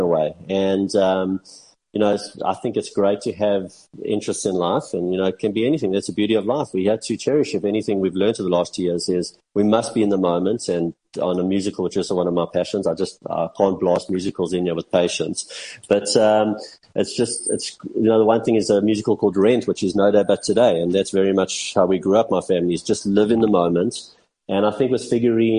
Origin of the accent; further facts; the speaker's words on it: South Africa; even though I'm South African